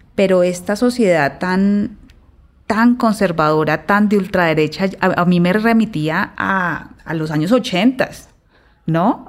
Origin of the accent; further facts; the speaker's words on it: Colombia; como colombiana